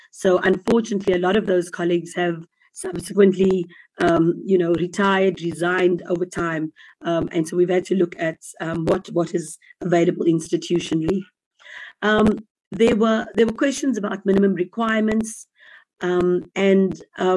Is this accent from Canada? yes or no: no; South Africa; as a South African citizen